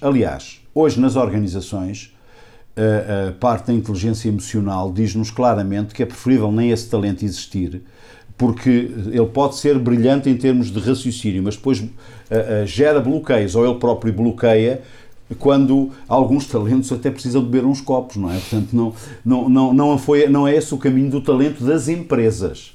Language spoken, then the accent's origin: Portuguese; Águeda, Centro, Portugal; Eu sou aqui da região de Águeda